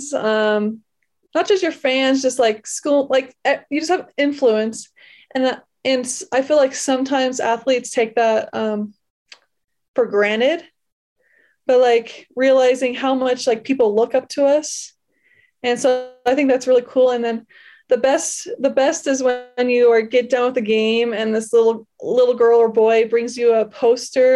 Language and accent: English; Wyoming, United States; growing up in Wyoming